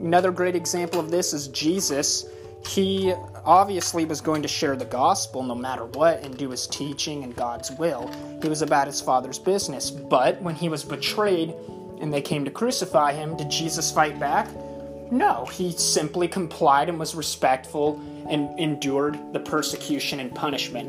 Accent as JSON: {"language": "English", "country": "United States"}